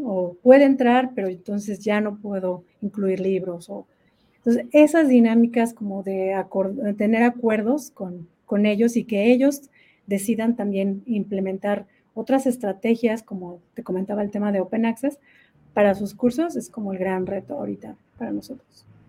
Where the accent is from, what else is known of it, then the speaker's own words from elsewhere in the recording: Mexico; moved away as an adult; now in Duluth, United States; en México, pues al menos de donde yo soy